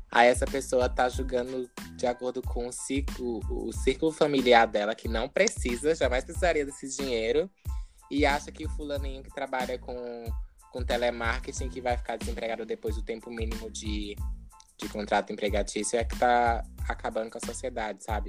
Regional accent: Piauí, Brazil; moved away as an adult; now in Australia; eu nasci no meio do mato, no Piauí. É, é estudei em escola pública

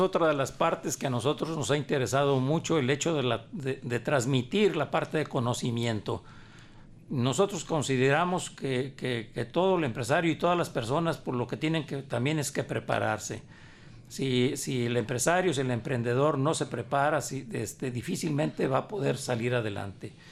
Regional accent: Guadalajara, Jalisco, Mexico; also born or lived in Sayula; Yo llegué muy joven este, aquí, aquí a Guadalajara venía de, de soy nací en Sayula, a raíz de que mi padre fallece, yo, la familia nos tuvimos que radicar aquí, aquí, en, aquí en Guadalajara

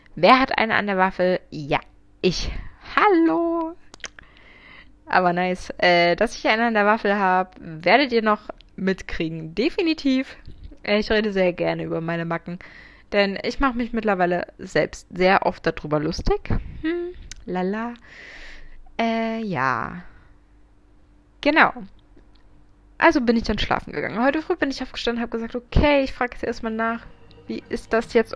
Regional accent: Munich, Bavaria, Germany; ich bin 24, ich komme aus München

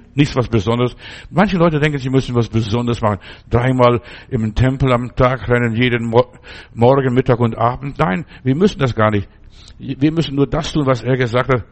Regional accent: Germany; also born or lived in Stuttgart; bei uns in Deutschland damals

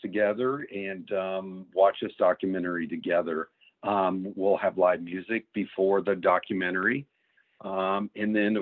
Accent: Ashtabula County, Northeast Ohio, United States; moved away as an adult; I grew up in Northeast Ohio in Ashtabula County, and I left here after high school in the early 80s, headed south.

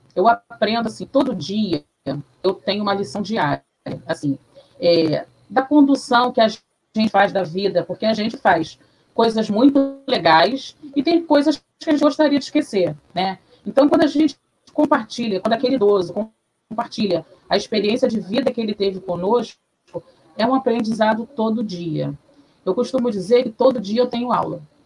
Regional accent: Rio de Janeiro, Brazil; Eu morei em Oswaldo Cruz, do lado de Madureira, terra do samba. Então, na minha casa se escutava muito samba.

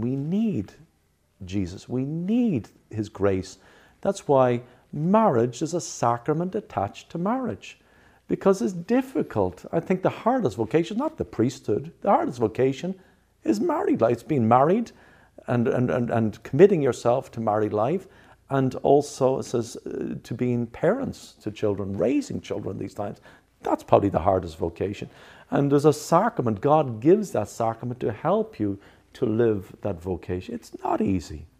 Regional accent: Ireland; now in New Jersey, United States; I come from Ireland

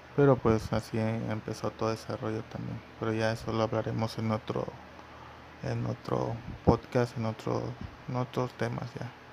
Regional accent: Mexico; aquí en mi país, yo soy de México

